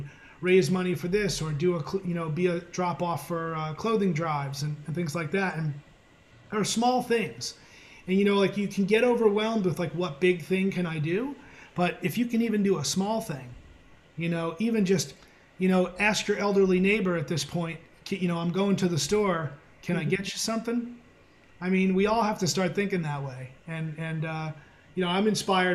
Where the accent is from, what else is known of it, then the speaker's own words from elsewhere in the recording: New Jersey, United States; I'm from New Jersey